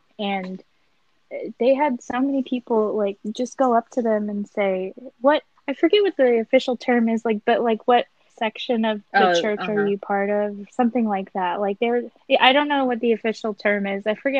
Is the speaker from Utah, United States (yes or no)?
yes; Utah, United States; born there; I've seen a lot of Mormons because I was born in Utah